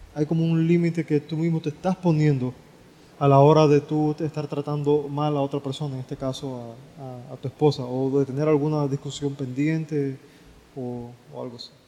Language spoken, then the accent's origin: Spanish; Cuba; nosotros como latinos y específicamente como cubanos